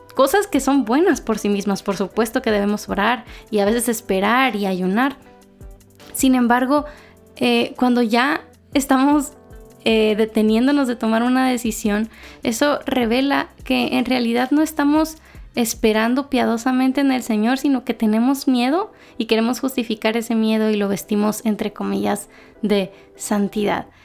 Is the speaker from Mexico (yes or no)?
yes; Mexico; moved away as an adult; now in Guatemala; yo ahora soy mexicana, pero vivo en Guatemala